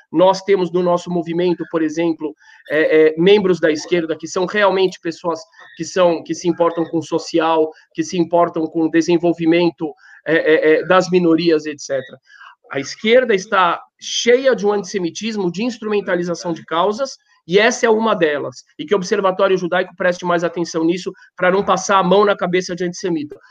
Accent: Brazil; eu faço parte do Brasil, eu sou brasileiro

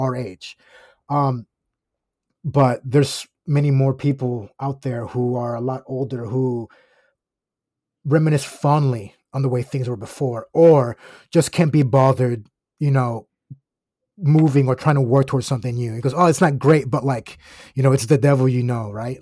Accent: Osceola County, Florida, United States; I grew up in Osceola County, Florida

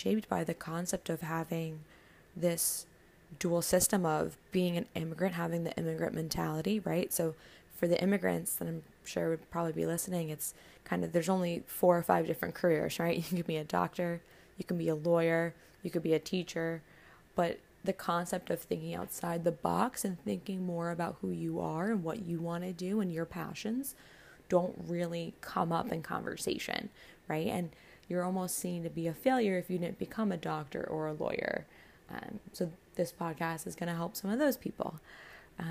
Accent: Paramus, New Jersey, United States; I'm originally from Paramus, New Jersey, which is about 15 minutes outside of New York City.

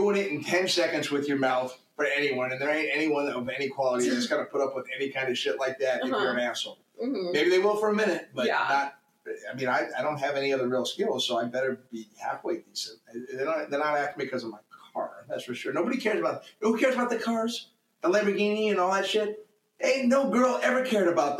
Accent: New England, United States; now in Orange County, United States; I'm a husky kid from New England

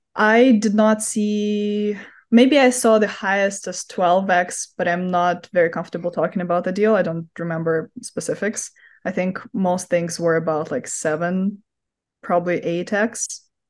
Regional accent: Moscow, Russia; now in United States; originally from Moscow, Russia, hence my accent

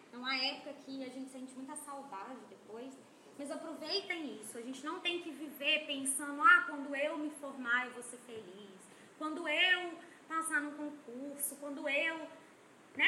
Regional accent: interior of Minas Gerais, Brazil; now in Manaus, Brazil; eu sou do interior de Minas

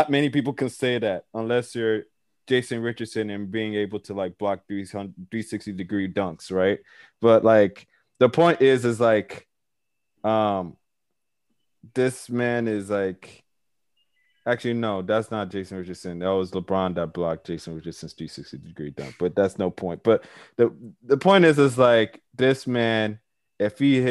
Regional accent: Nigeria; I'm Nigerian myself

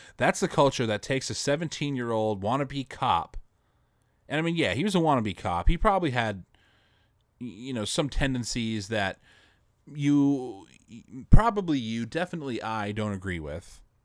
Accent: United States; an American citizen

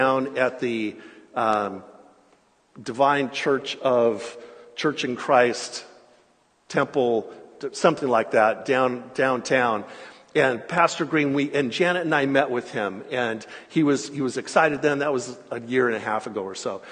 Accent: California, United States; growing up in California and being in ministry in Southern California

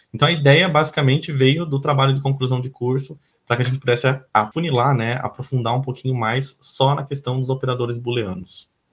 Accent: Laranjal Paulista, São Paulo, Brazil; moved away as an adult; also born or lived in Piracicaba; now in Florianópolis, Brazil; E eu sou de São Paulo, né, nascido em Laranjal Paulista, uma cidadezinha do interior de São Paulo, mas moro em Florianópolis já tem alguns anos

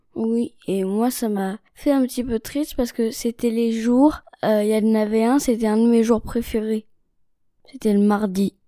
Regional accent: China; je suis née en Chine et j'ai 9 ans

